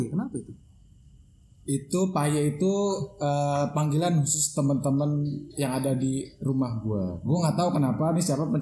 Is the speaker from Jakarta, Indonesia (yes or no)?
yes; Jakarta, Indonesia; dari kecil jadi gue di Jakarta uh, jadi gue udah kebiasaan di sono apa ya gimana ya gue main di sono uh, kebiasa sama orang-orang sono logatnya